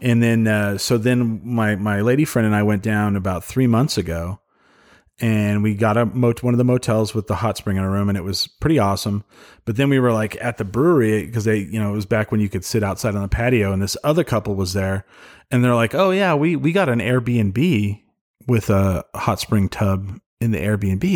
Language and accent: English; Clovis, New Mexico, United States; grew up in Clovis, so my parents, uh, so, um, they moved to Cloudcroft, New Mexico, and sold the house in Clovis